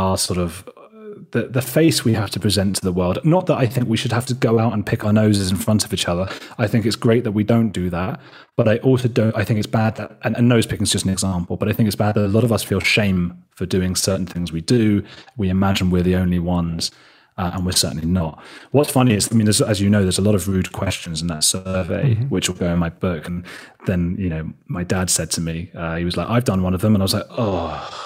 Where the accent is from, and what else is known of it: United Kingdom; moved away as an adult; also born or lived in Argentina; now in Berlin, Germany